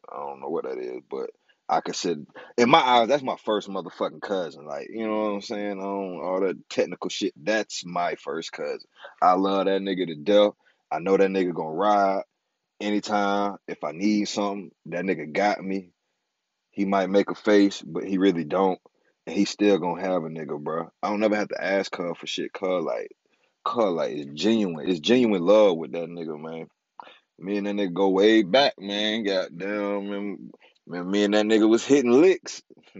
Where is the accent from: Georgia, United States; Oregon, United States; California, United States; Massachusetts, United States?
California, United States; born there; also born or lived in Florida; I probably told y'all this shit already, but I was born in California. Then I moved to Florida. I moved to Montego.